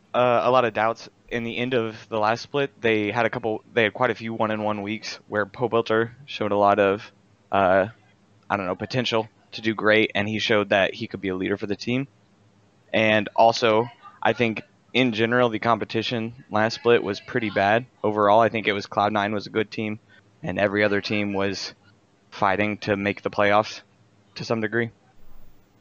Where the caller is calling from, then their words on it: Kansas City, Missouri, United States; Kansas City, Missouri.